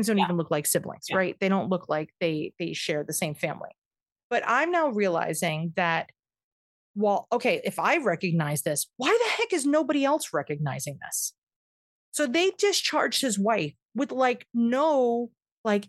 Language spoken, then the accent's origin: English; New York, United States; I am a New Yorker